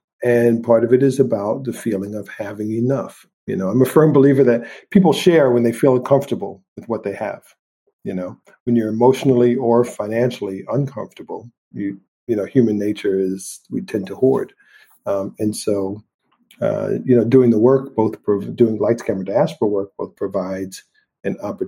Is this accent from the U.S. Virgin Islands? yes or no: yes; St. Thomas, U.S. Virgin Islands; I grew up partly in the Caribbean in St. Thomas, Virgin Islands, right? And that was carnival and the beach and relaxation and beautiful weather all year long.